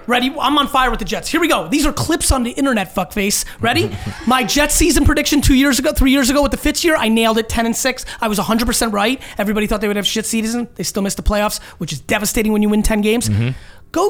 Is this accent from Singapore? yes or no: no; Russia; born there; moved away; Well, sure it does. I was born in Russia, so there was no history of family fandom.